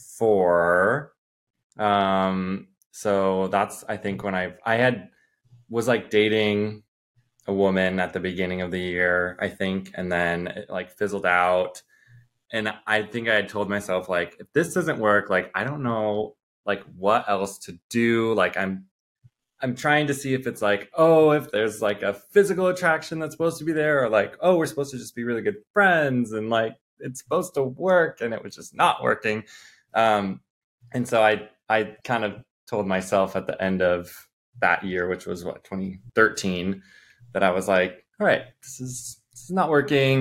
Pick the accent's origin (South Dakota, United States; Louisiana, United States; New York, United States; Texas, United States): South Dakota, United States; moved away; I'm from South Dakota originally.